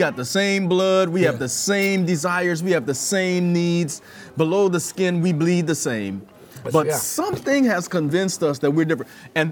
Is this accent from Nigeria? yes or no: no; New Jersey, United States; I grew up in North Jersey, running around North Jersey and some of New York